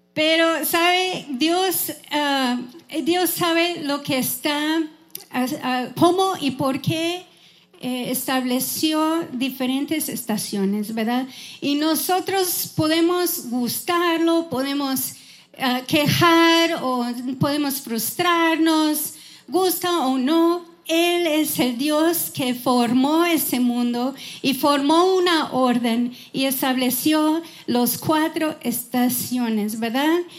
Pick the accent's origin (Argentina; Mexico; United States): United States; Wisconsin; Spanish is a second language; moved away as an adult; now in Houston, United States; yo crecí en Wisconsin, en una granja